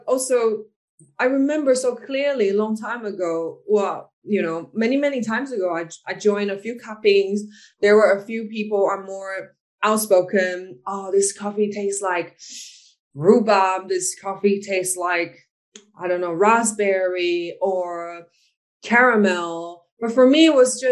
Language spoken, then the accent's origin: English; Taiwan; I'm from Taiwan.